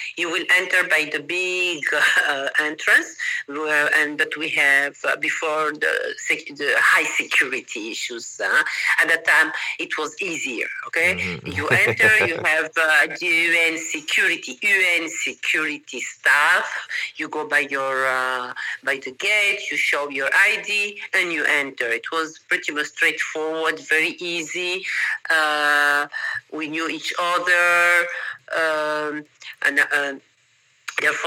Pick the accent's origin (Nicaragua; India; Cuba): Nicaragua; Managua; English is a second language; moved away as an adult; also born or lived in Peru / New York / Vienna / New Jersey; now in Costa Rica; I come from Nicaragua. This is a small city, Managua, small population